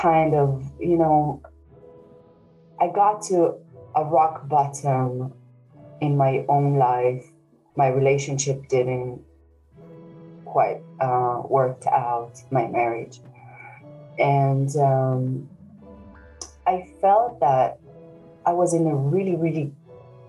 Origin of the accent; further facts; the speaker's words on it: Israel; now in Dublin, Ireland; I live in Dublin currently, but originally I'm from Israel.